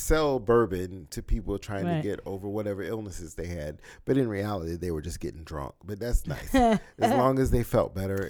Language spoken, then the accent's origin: English; the South, United States; I grew up in the South, and my grandmother was always about having a little hot toddy or some little bourbon concoction.